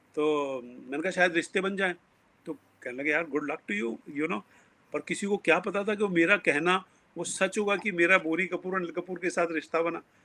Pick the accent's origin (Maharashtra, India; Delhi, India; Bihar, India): Delhi, India; New Delhi; moved away; also born or lived in Haryana; मैं पला बड़ा तो करोल बाग नई दिल्ली में हूँ और हरियाणा की मेरी रूट्स हैं